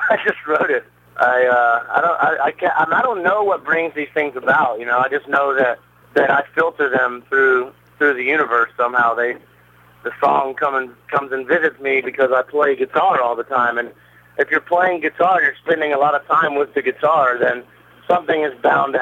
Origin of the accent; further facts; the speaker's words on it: Alabama, United States; now in Atlanta, United States; I'm from Alabama